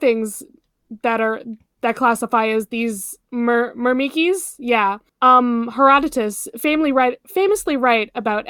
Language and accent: English; United States; because I'm fucking American